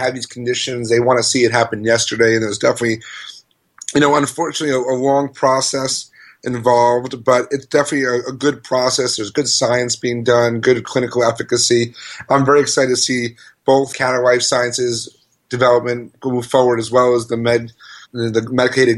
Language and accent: English; New York, United States; I'm a New Yorker